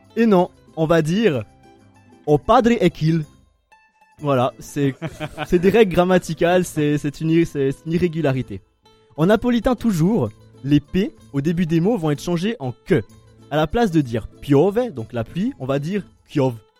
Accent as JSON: {"language": "French", "country": "Italy", "also_born_or_lived": "Switzerland", "said": "je suis italien"}